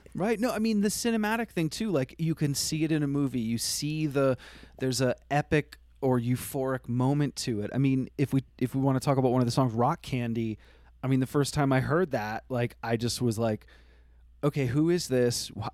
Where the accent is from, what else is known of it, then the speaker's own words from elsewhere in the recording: Vermont, United States; I grew up in Vermont